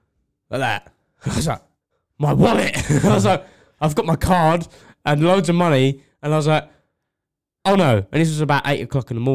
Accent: Essex, East of England, United Kingdom; it took about 3 hours to get here. I'm from Essex.

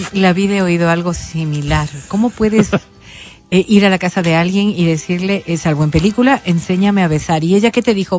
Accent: Ecuador; simplemente como ecuatorianos

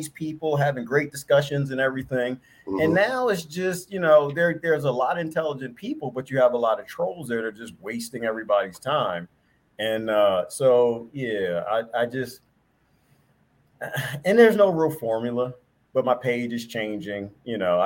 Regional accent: East Coast, United States; I'm from the East Coast

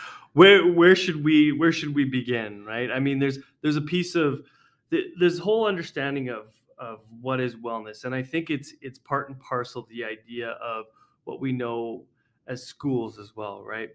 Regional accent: Edmonton, Alberta, Canada; I came back to uh, Edmonton Catholic. I grew up in Edmonton Catholic

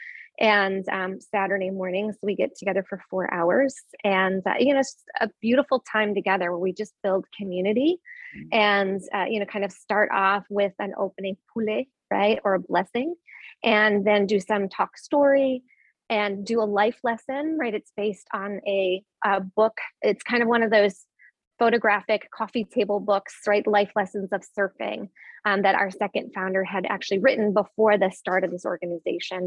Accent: Midwest, United States; I am from the Midwest

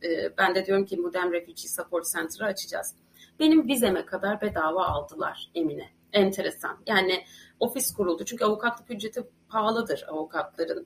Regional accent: Ankara, Turkey; moved away as an adult; also born or lived in Istanbul; now in Ireland; Ankaralıyım. Yani, e, yirmi yaşıma kadar Ankara'da yaşadım.

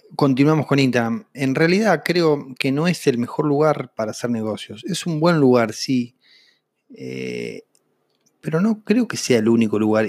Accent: Vista Alegre Norte, Neuquén, Argentina; crecí en Neuquén, en un pueblo de 2.500 habitantes eh, que se llama Vista Alegre Norte

